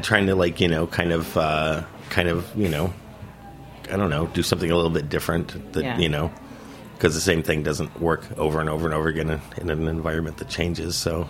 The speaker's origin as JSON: {"language": "English", "region": "Florida", "country": "United States", "said": "I am from Florida"}